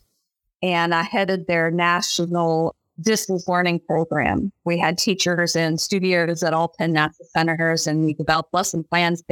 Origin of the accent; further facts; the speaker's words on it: Ohio, United States; I grew up in Ohio.